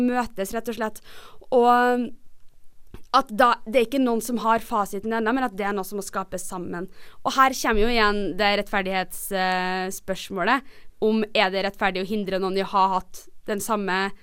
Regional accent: Trondheim, Trøndelag, Norway; moved away; da jeg bodde hjemme i Trondheim

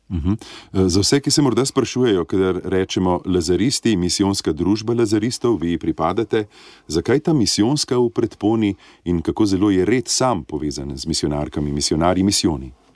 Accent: Slovenia; smo Slovenci zelo ponosni na slovenske misionarke in misionarje

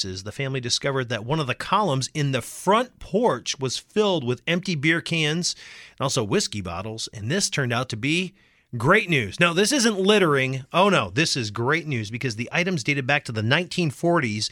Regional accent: Michigan, United States; now in Houston, United States; I was back in my home state of Michigan here in Grand Rapids

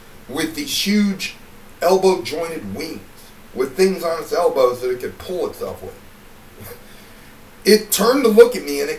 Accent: Cleveland, Ohio, United States; also born or lived in Indiana; Because I'm from up north, you know. I was born in Cleveland, and then I, lived in Indiana.

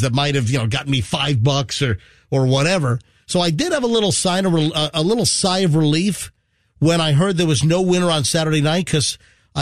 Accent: Tampa Bay, Florida, United States; We're from Tampa Bay

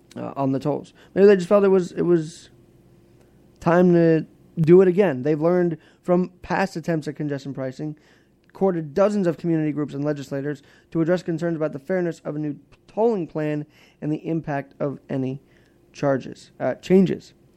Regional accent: New York City, New York, United States; I'm a New Yorker

